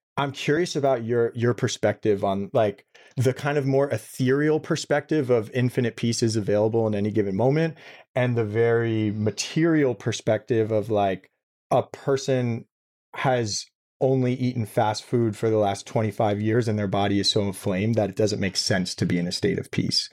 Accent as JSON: {"language": "English", "town": "New York City", "region": "New York", "country": "United States", "tie": "born or raised there", "said": "I grew up in Brooklyn, New York City"}